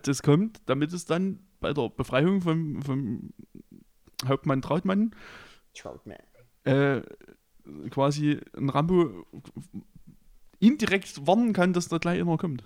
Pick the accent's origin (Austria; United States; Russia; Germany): Germany; Chemnitz, Saxony; bei uns in Karl-Marx-Stadt